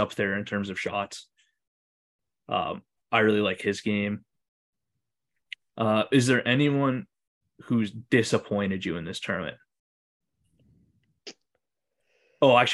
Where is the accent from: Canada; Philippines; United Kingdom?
Canada; we're both Canadian